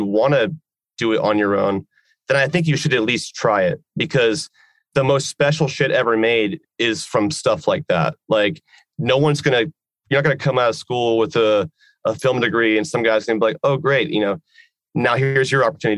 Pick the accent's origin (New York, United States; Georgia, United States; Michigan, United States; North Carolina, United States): Georgia, United States; in my home state